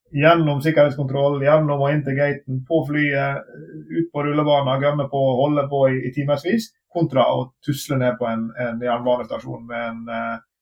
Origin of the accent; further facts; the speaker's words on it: Sunnmøre coast, Møre og Romsdal, Norway; moved away; also born or lived in Bergen; bodde på uh, sunnmørskysten, der jeg kommer fra